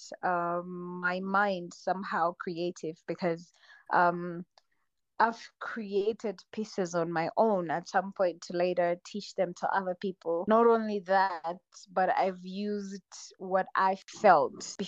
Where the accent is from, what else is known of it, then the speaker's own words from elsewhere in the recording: Rwanda; moved away as an adult; also born or lived in China; I was born in Rwanda. I really love my country